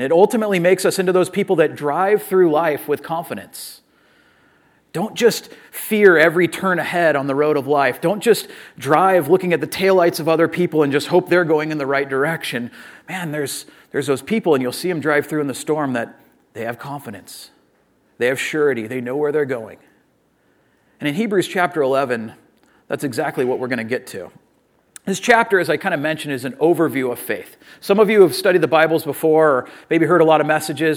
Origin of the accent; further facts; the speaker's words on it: Orange County, California, United States; I'm from Orange County. I'm a Southern California person